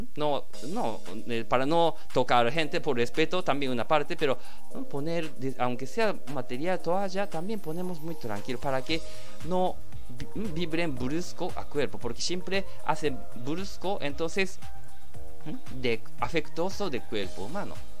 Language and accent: Spanish; Japan; Spanish is a second language; los japoneses también estamos trabajando mucho